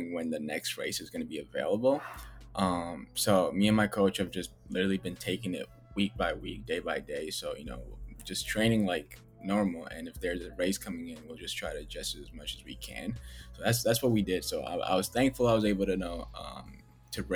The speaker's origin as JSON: {"language": "English", "town": "Minneapolis", "region": "Minnesota", "country": "United States", "tie": "born or raised there", "also_born_or_lived": "Ethiopia", "said": "I grew up in South Minneapolis"}